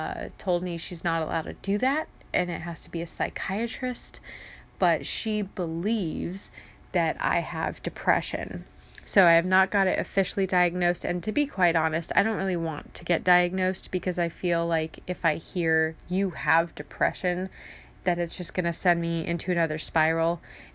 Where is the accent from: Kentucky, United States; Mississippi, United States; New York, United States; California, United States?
California, United States; San Diego; I hate being cold, as, again, I am from San Diego. I'm a beach bunny.